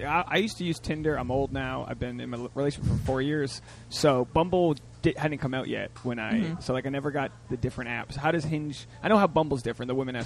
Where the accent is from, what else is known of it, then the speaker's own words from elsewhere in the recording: Newport, Rhode Island, United States; also born or lived in Brighton, Boston; now in New York, United States; I'm from, I lived in Brighton, but I'm from Newport.